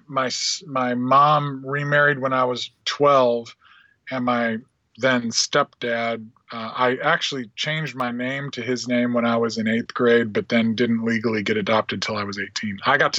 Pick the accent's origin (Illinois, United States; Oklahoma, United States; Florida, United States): Illinois, United States; Springfield and Peoria; also born or lived in Davenport, Iowa; now in Nashville, United States; I lived there when I was a little kid. I was born in Davenport, Iowa, but I always say I escaped when I was about a week old and lived in Springfield and then Peoria, that area, until I was about 10.